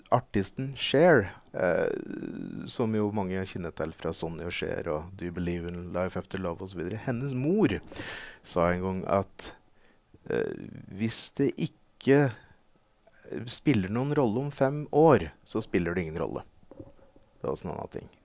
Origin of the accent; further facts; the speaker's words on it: Veldre, Innlandet, Norway; moved away as an adult; now in Oslo, Norway; Jeg flytta fra Veldre ikke lenge etter.